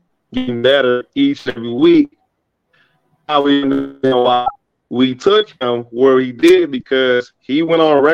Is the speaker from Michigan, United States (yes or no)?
yes; Detroit, Michigan, United States; now in Atlanta, United States; born and raised in Detroit